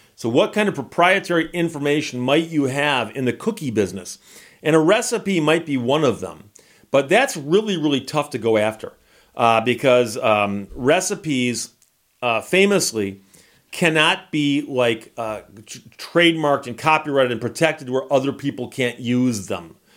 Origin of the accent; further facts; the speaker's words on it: Michigan, United States; I'm from Michigan.